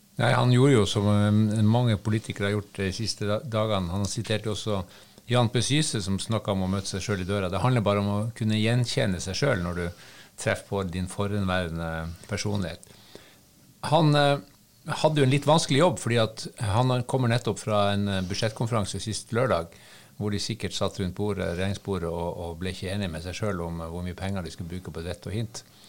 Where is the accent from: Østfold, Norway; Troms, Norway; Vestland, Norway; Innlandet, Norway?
Troms, Norway; Harstad; jeg er jo fra Harstad